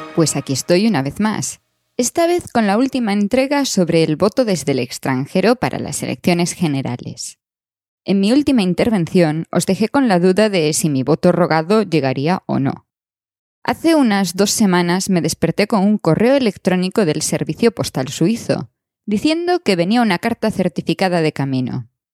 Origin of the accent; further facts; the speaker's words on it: Spain; moved away; España es una parte de nosotros